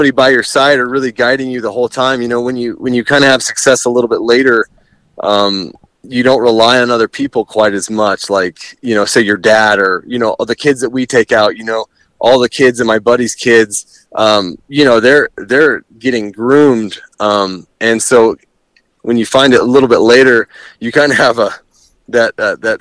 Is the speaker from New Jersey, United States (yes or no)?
no; Tucson, Arizona, United States; I kind of grew up in the Tucson area